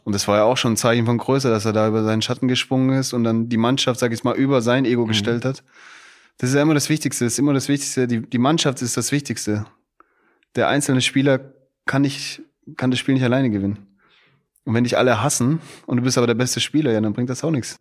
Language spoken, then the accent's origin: German; Stuttgart, Baden-Württemberg, Germany; moved away as an adult; now in Frankfurt, Germany; ich komme direkt aus Stuttgart, aus Bad Cannstatt.